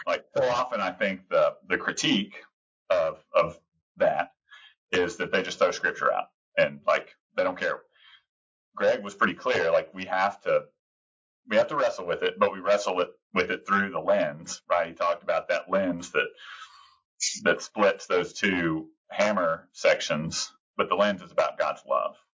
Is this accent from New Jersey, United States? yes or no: no; Texas, United States; I'm a Texan